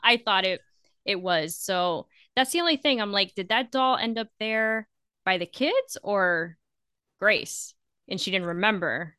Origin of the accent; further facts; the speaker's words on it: Florida, United States; I'm from Florida